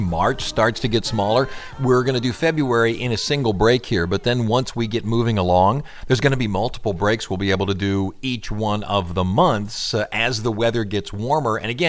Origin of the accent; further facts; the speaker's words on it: Cleveland, Ohio, United States; growing up in Cleveland